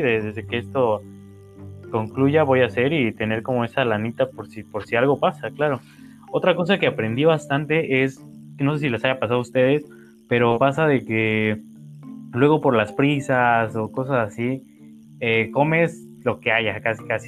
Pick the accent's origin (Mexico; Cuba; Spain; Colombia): Mexico; nosotros como mexicanos